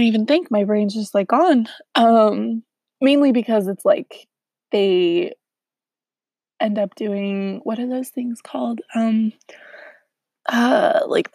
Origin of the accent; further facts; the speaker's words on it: Southern California, United States; moved away as an adult; now in Utah, United States; I'm from Southern California